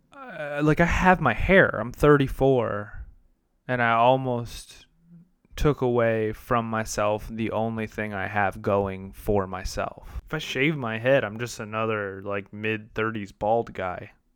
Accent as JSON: {"language": "English", "region": "Illinois", "country": "United States", "tie": "born or raised there", "said": "I grew up in Illinois"}